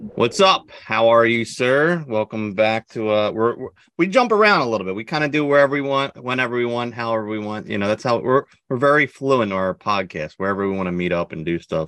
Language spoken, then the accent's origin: English; New Jersey, United States; we are from New Jersey